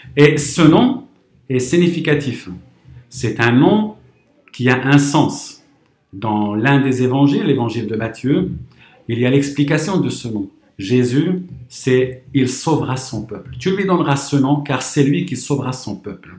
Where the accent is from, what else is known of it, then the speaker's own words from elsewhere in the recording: Morocco; moved away as an adult; now in France; j'ai grandi au Maroc